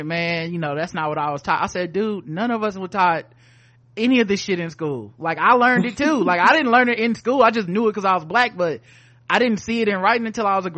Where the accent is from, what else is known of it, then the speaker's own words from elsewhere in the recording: the South, United States; I'm from the South.